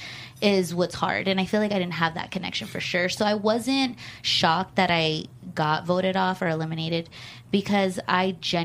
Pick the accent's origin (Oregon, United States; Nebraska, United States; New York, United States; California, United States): California, United States; Los Angeles; LA girls are more, we dress up